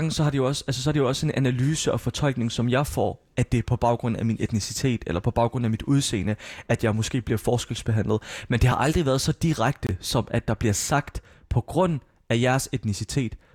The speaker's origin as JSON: {"language": "Danish", "country": "Palestine", "said": "at jeg er fra Palæstina, jeg er palæstinenser."}